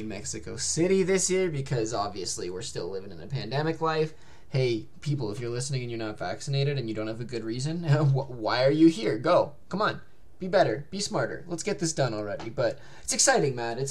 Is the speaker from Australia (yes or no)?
no; Canada; a Canadian basketball fan